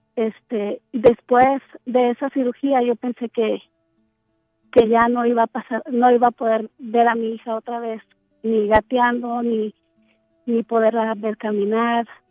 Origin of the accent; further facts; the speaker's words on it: Cotija, Michoacán, Mexico; moved away; yo nací en Michoacán